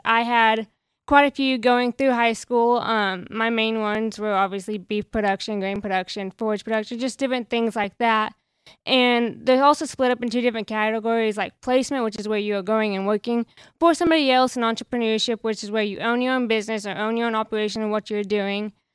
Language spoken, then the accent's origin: English; Lomega, Oklahoma, United States; I'm from Omega F F A, um, small town, you know, over there by Cambridgeshire, not a very big school.